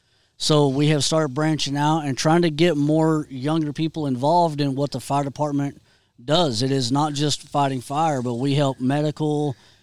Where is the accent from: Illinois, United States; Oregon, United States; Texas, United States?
Texas, United States; Memphis; This is my hometown, born and raised.